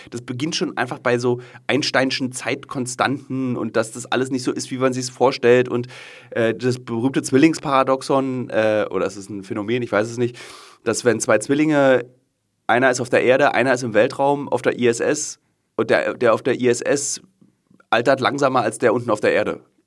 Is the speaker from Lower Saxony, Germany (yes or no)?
no; Berlin, Germany; es ist meine Stadt, meine Heimat und ich liebe ja diesen Fernsehturm